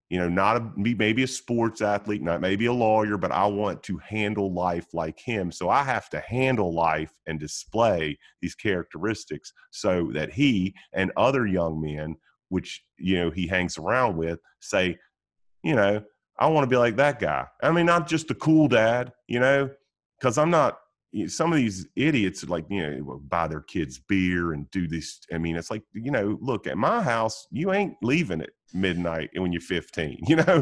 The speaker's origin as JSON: {"language": "English", "town": "Roanoke", "region": "Virginia", "country": "United States", "tie": "born or raised there", "also_born_or_lived": "Wilmington, North Carolina", "moved": "yes", "lives_now": "Mooresville, United States", "said": "I grew up in Roanoke, Virginia, and, and went to high school in Wilmington, North Carolina"}